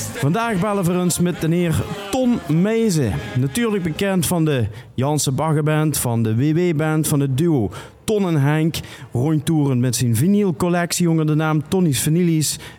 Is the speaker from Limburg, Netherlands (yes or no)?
yes; Sittard, Limburg, Netherlands; ik kom uit Zittert